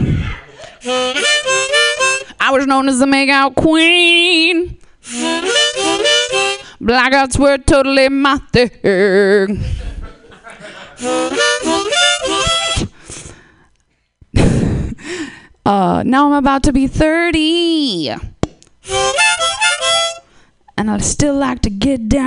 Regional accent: East Coast, United States; moved away; also born or lived in Seattle; I'm from the East Coast

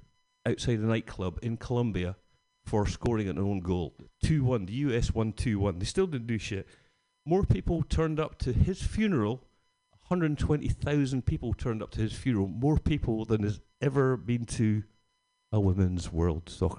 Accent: Scotland, United Kingdom; being Scottish

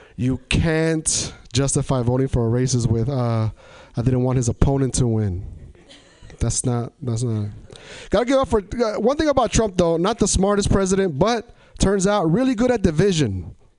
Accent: Tri-Cities, Washington, United States; moved away as an adult; now in Portland, United States; I come from uh, an area in Washington called Tri Cities, Washington

